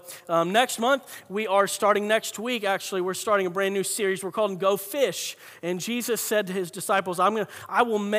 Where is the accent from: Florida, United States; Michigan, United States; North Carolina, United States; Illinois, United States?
Florida, United States; north central; also born or lived in San Diego, California; raised in Florida